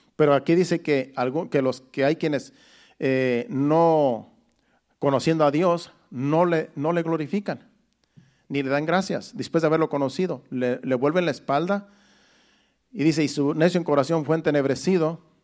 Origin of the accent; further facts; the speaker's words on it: Mexico; moved away; de mi pueblo, de mi rancho más bien, porque soy de un rancho allá en México